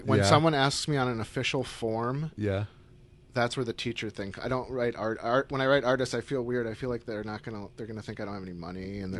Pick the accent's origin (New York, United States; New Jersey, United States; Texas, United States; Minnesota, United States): New York, United States; Syracuse; I grew up in Syracuse, New York, yeah.